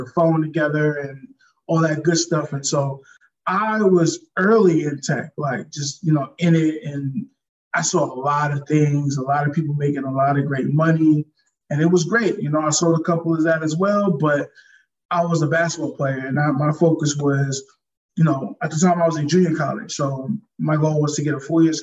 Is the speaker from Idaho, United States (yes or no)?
no; New York City, New York, United States; moved away as an adult; now in San Diego, United States; I'm originally from Brooklyn, New York. Currently, I'm in San Diego, California. I've been here since 2012 officially